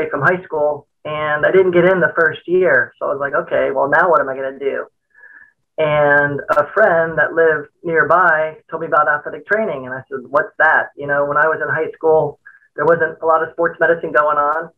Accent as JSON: {"language": "English", "town": "Miami", "region": "Florida", "country": "United States", "tie": "born or raised there", "said": "I grew up in Miami"}